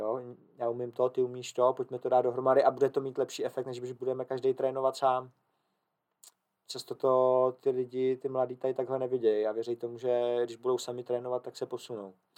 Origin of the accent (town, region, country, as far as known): Czechia